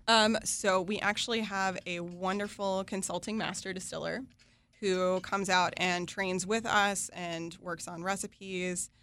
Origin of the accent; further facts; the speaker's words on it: West Virginia, United States; I grew up in West Virginia in a family business in manufacturing.